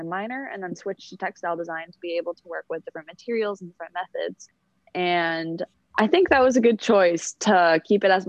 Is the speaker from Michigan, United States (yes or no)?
yes; Detroit, Michigan, United States; I'm from Detroit, Michigan, and I go to school here in Detroit